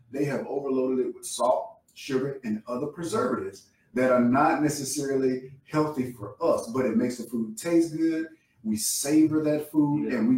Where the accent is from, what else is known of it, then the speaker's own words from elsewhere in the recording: the South, United States; I'm from the South, so I know good Southern food.